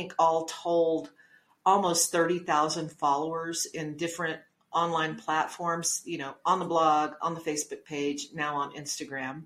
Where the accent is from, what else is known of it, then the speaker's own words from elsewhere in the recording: Logan, New Mexico, United States; also born or lived in Las Cruces, New Mexico / Farmington, New Mexico / Albuquerque, New Mexico / West Texas; I was living in Logan, New Mexico, which is my hometown